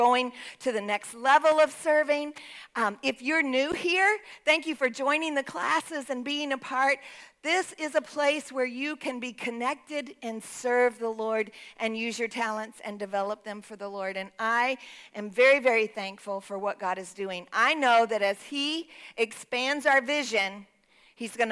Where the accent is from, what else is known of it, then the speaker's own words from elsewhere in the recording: Texas, United States; I'm from Texas